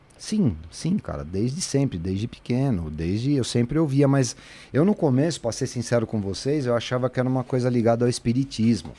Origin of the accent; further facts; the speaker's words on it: São Paulo, Brazil; Fui criado na rua em Santana